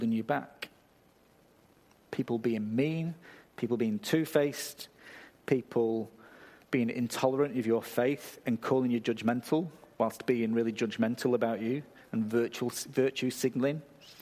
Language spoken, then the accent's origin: English; England, United Kingdom; moved away; I come from a country where you apologise when somebody else bumps into you